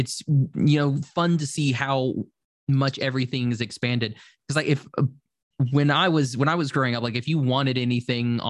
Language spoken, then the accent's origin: English; Oklahoma, United States; I'm from Oklahoma and it's very small.